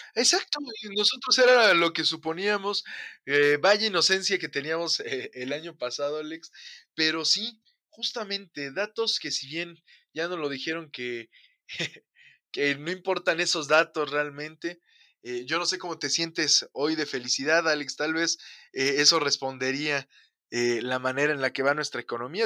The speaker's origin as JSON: {"language": "Spanish", "country": "Mexico", "said": "vivimos hoy como humanidad y como mexicanos"}